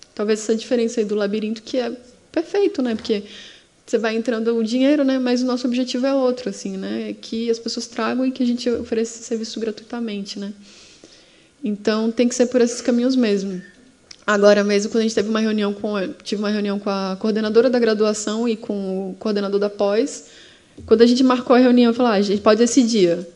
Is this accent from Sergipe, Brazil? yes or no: yes; Sergipe, Brazil; Sergipe é maravilhoso, gente. Eu falo aqui os problemas, mas porque eu amo a minha terra mesmo